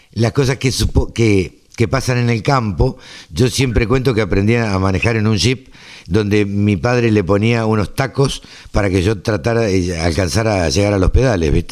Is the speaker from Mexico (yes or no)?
no; Maipú, Argentina; yo soy oriundo de Maipú este, y el campo de la familia tampoco puede parar.